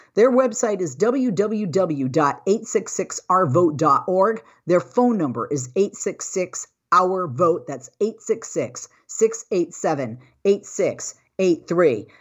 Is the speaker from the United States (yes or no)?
yes; Massachusetts, United States; moved away; my hometown of Massachusetts